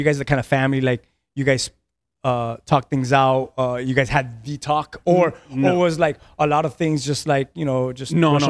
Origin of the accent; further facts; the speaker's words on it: Key West, Florida, United States; And I was born in Key West, and I think my dad started living in Key West when he was 12 years old from Cuba. My mom was born in Key West, and so my whole family, my cousins, everyone.